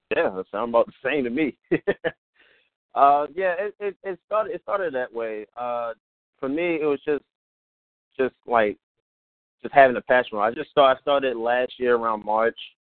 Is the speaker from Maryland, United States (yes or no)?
yes; Baltimore, Maryland, United States; I'm from Baltimore, where you know you'll see a whole bunch of things if you just go downtown